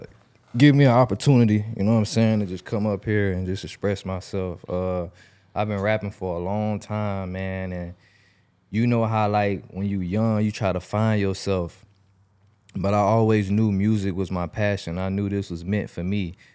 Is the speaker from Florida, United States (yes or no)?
yes; Jacksonville, Florida, United States; I'm from Jacksonville, Southside